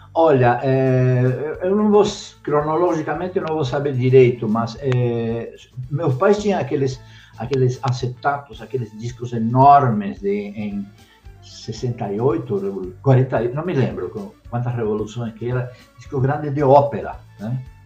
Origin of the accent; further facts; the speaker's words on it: Buenos Aires, Argentina; now in Brazil; desde pequeno, é, eu sou argentino, em Buenos Aires, é, meu pai, minha mãe, eu e minha irmã íamos toda semana no cinema